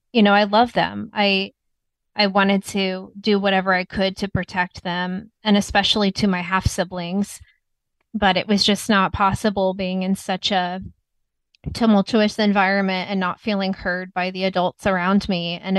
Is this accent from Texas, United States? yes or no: yes; Texas, United States; also born or lived in Indiana; where I grew up with my mom and her husband, I grew up with them in Texas. And then my dad lived in Indiana.